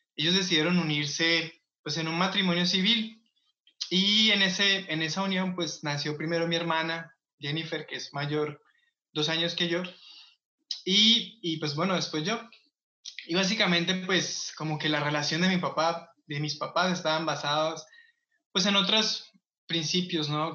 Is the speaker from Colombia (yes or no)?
yes; Colombia; moved away; el barrio o la colonia que yo me crié en Colombia